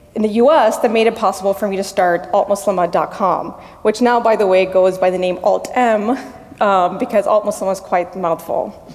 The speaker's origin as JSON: {"language": "English", "town": "Miami", "region": "Florida", "country": "United States", "tie": "born or raised there", "also_born_or_lived": "Washington, D.C. area (DMV)", "moved": "yes", "said": "I was born and raised in Miami."}